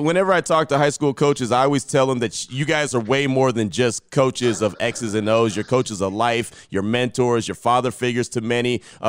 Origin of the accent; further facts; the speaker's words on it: Central Texas, United States; now in Las Vegas, United States; I came from the Central Texas area